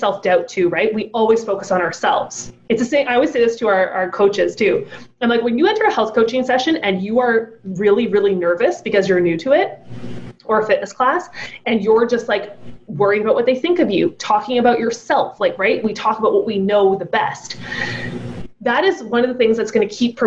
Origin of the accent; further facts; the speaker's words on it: United Kingdom; I'm British.